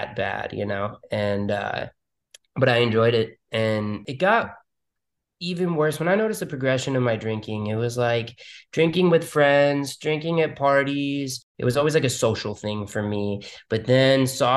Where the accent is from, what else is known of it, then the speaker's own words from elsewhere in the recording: New York City, New York, United States; moved away as an adult; now in Miami, United States; I was born and raised in Manhattan, New York.